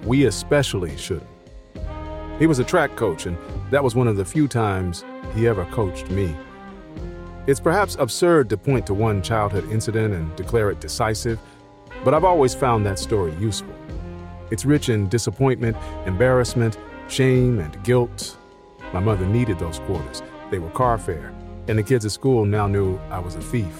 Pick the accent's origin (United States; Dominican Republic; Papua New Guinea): United States; Philadelphia, Pennsylvania; I grew up in Philadelphia in the 1980s